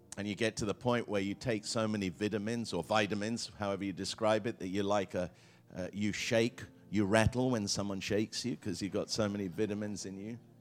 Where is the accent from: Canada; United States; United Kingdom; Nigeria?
United Kingdom; England; I grew up in England